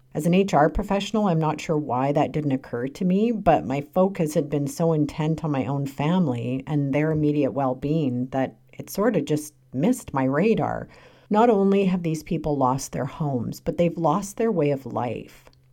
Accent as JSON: {"language": "English", "country": "Canada", "tie": "born or raised there", "said": "I'm a Ukrainian Canadian. I was born in Canada, but my grandfather was born in a small village in western Ukraine"}